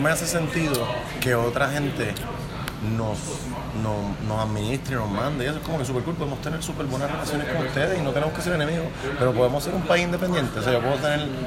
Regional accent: Puerto Rico; mi experiencia como puertorriqueño

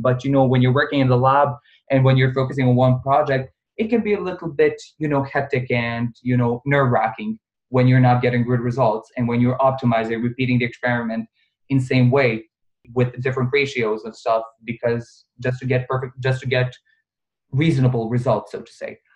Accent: Bosnia & Herzegovina; also born or lived in Serbia; now in Dubai, United Arab Emirates; originally I'm from Bosnia

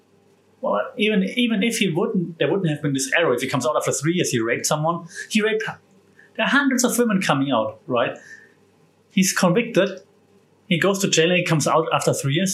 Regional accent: Germany; moved away; my home country of Germany

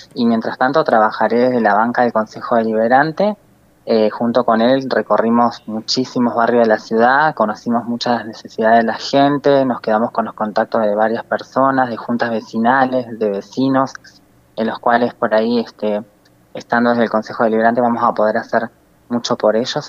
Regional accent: Río Gallegos, Santa Cruz, Argentina; al ser nacida y criada acá en Río Gallegos

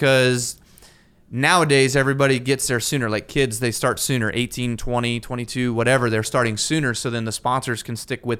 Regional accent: Las Vegas, Nevada, United States; I'm from Vegas.

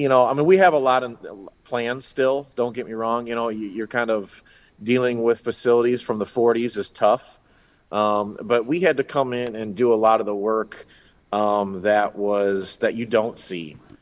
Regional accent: Hobart, Indiana, United States; You know, I grew up here in Hobart. I was born and raised in Hobart, pretty much lived here almost all my life at this point, which is 44 great years. But I went to Hobart High School.

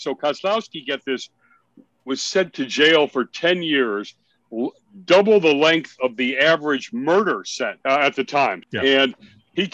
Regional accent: Lake Forest, Illinois, United States; I grew up in Lake Forest

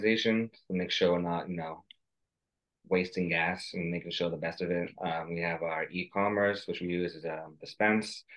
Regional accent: Massachusetts, United States; my home state

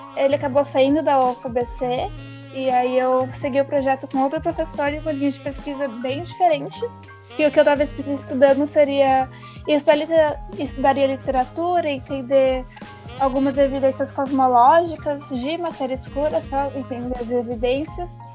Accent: São Paulo, Brazil; Eu também sou de São Mateus

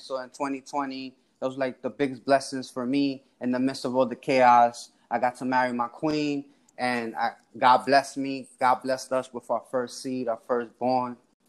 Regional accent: New York City, New York, United States; I was born and raised in Washington Heights, New York. That's Uptown Manhattan, the neighborhood right above Harlem. I was born right there in the New York Presbyterian Hospital in the heart of Washington Heights. I grew up in 164th Street in Broadway on the uptown side of the street.

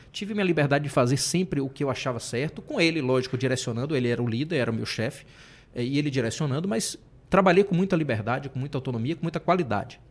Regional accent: Salvador, Bahia, Brazil; Rio Vermelho, sim, porque eu cresci no Rio Vermelho

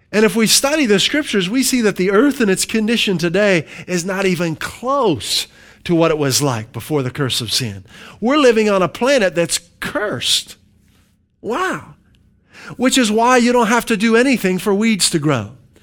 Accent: Pennsylvania, United States; moved away; when I grew up in Pennsylvania

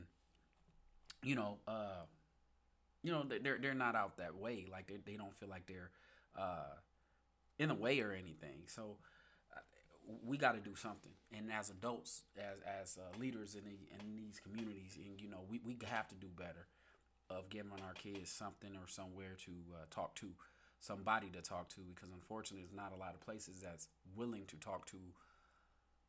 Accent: Muskegon, Michigan, United States; now in Grand Rapids, United States; I moved to Muskegon when I was about like 3, 4, somewhere around there. I went to elementary in Muskegon

